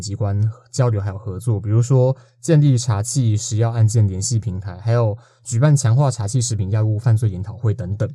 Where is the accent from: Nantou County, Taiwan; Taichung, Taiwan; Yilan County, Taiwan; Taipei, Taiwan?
Nantou County, Taiwan; 因为我嘿。是南投人